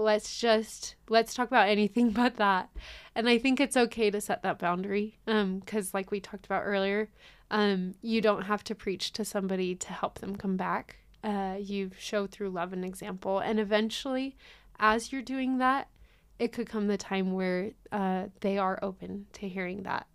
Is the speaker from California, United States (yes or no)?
yes; Hemet, California, United States; moved away; I'm originally from California. It's a little city called Hemet in Riverside County.